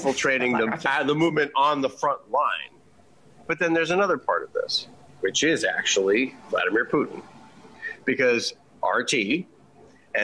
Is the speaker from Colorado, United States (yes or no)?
no; New York, United States; we're from New York